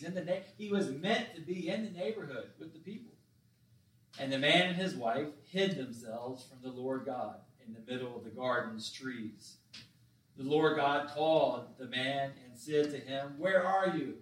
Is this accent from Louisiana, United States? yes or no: no; Summit Point, West Virginia, United States; we had one store growing up in Summit Point. Of course, Ranson had a couple